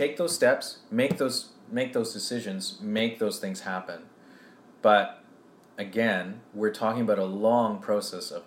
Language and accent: English; Canada; also born or lived in India; I was born in Canada, but I'm from India